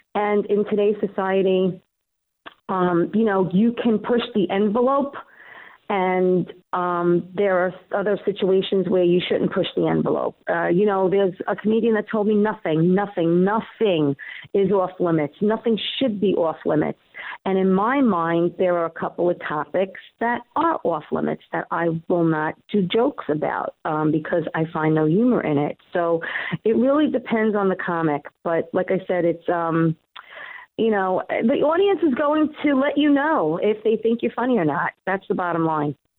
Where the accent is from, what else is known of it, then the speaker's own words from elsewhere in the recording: New York City, New York, United States; accent: Queens; my accent, my Queen's accent